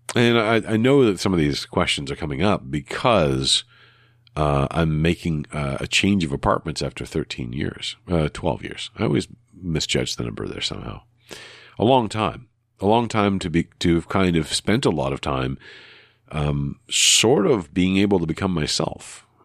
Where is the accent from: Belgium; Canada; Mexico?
Canada; in the Canadian way, using all the U's and some of the Re's that we're so used